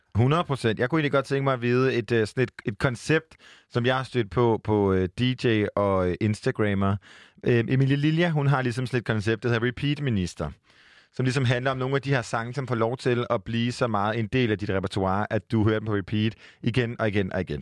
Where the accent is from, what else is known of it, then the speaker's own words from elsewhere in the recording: Jutland, Denmark; also born or lived in Copenhagen; jeg er fra Jylland